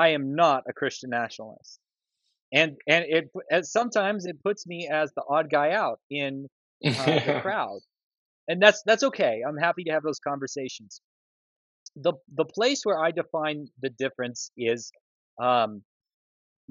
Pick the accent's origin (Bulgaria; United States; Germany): United States; Moscow, Idaho; I'm from Moscow, Idaho